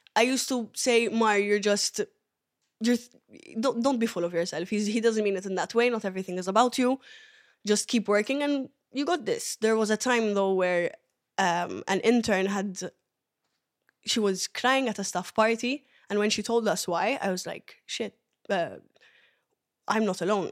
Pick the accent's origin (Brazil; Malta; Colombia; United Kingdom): Malta; also born or lived in Ethiopia; originally Ethiopian, but I was raised here in Malta.